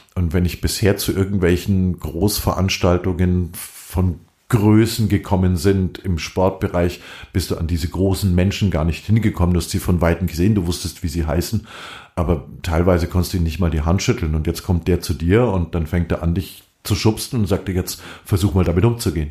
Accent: Germany; bei uns in Deutschland

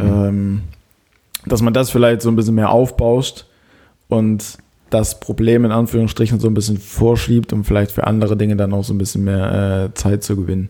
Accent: Germany; bei uns in Deutschland

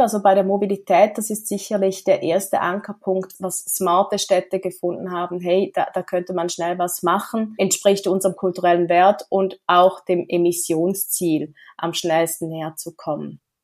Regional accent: Switzerland; Ich komme aus der Schweiz

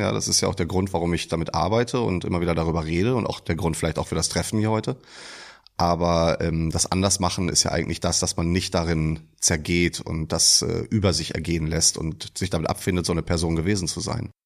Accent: Iserlohn, North Rhine-Westphalia, Germany; moved away as an adult; now in Dortmund, Germany; Mein ehemaliger Wohnort, würde ich eher sagen, ist Iserlohn. Ich komme aus dem Sauerland.

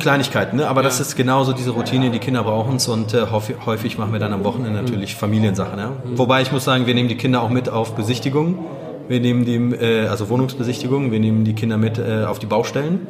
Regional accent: Wuppertal, North Rhine-Westphalia, Germany; also born or lived in Gdańsk, Poland; now in Düsseldorf, Germany; in Danzig geboren, äh, rübergekommen, da war ich sechs. Also meine Eltern sind rübergekommen, ich war dabei. Ähm, das war 88 und ja, seitdem hier aufgewachsen in Wuppertal

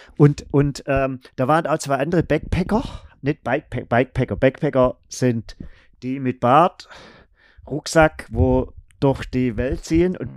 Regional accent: Germany; wir gesagt, ja, aus Deutschland.

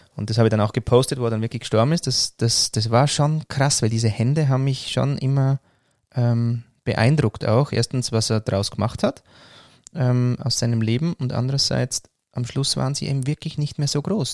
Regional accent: Switzerland; also born or lived in Austria; zu Hause oder wirklich heimisch fühle ich mich in der Schweiz, weil da bin ich aufgewachsen

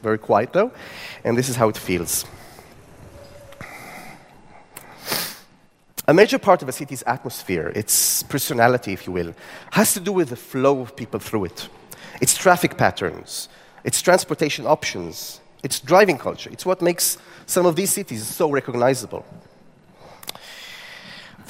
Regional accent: Tel Aviv, Tel Aviv District, Israel; my city, Tel Aviv, my hometown

